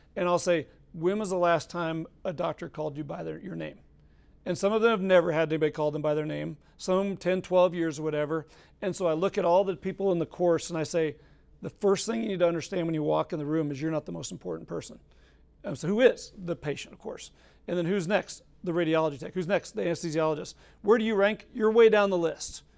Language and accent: English; Colorado, United States; moved away; I'm from Colorado